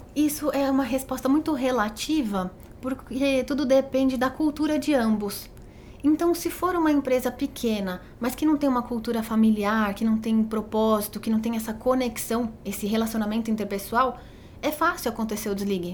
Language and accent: Portuguese; Botucatu, São Paulo, Brazil; como eu sou de Botucatu, né? Minha família é de Botucatu.